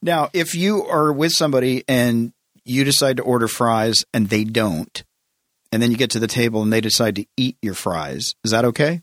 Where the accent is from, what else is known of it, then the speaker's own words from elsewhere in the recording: the South, United States; I grew up in the South, so everybody, you have to go, you have to go to church.